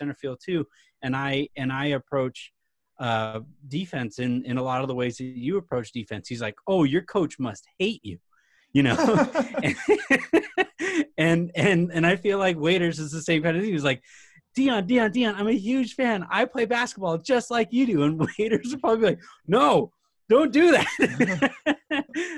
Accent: Yorba Linda, California, United States; I grew up in Yorba Linda

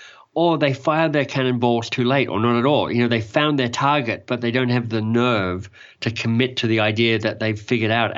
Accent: Australia; moved away as an adult; also born or lived in England; now in Canada; I'm Australian. I now live in Canada.

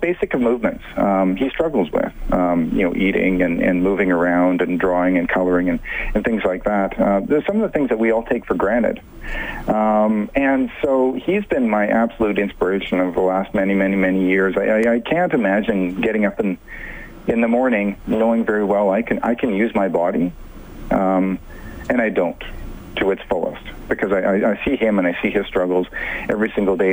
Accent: Calgary, Alberta, Canada; I'm from Calgary

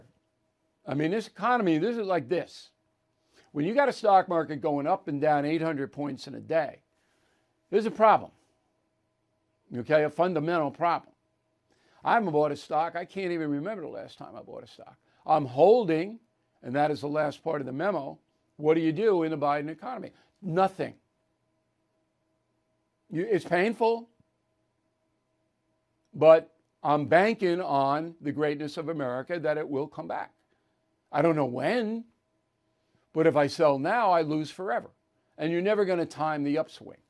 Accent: Long Island, New York, United States; there's a pizza place that I've gone to for 20 years on Long Island, not in my hometown

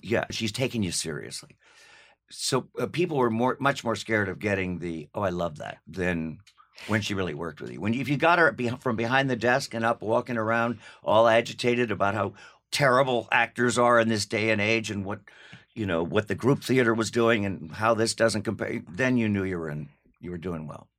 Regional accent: Los Angeles, California, United States; also born or lived in New York City, New York / New York City (later as adult); when I was two, we moved to L A.

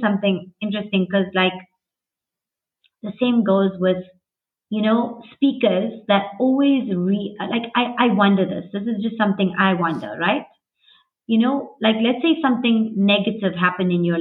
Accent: South Africa; I was born here, and so were my parents and my grandparents.

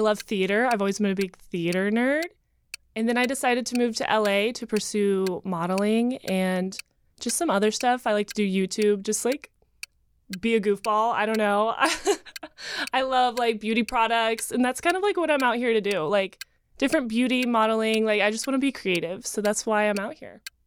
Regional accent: Asheville, North Carolina, United States; moved away as an adult; now in Los Angeles, United States; I grew up in Asheville, North Carolina

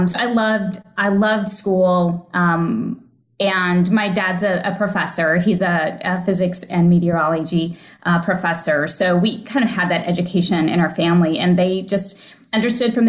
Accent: Oklahoma, United States; also born or lived in Missouri; now in Florida, United States; I grew up in Oklahoma, originally from Missouri, but about 4 to 6 months old, we moved to Oklahoma

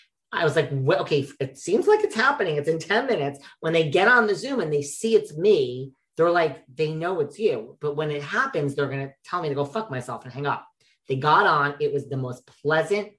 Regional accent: New York, United States; I'm from New York

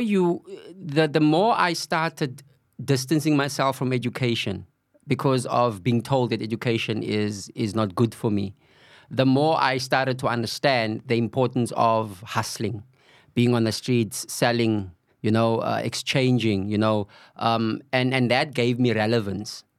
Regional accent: Cape Town, Western Cape, South Africa; I was born and bred on the Cape Flats. Uh, Valhalla Park, um, is my home

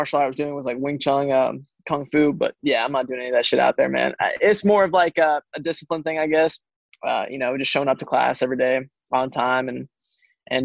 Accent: New Jersey, United States; now in Kansas, United States; I grew up here in Jersey

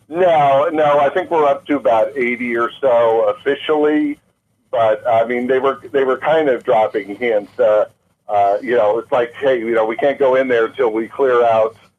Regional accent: Maui, Hawaii, United States; moved away; Maui uh, uh was my first home. We moved here as kids, and uh, aside from being a beautiful island, it's my hometown

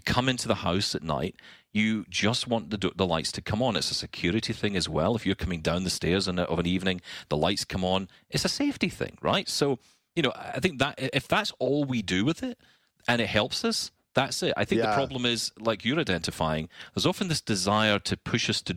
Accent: Scotland, United Kingdom; I'm Scottish

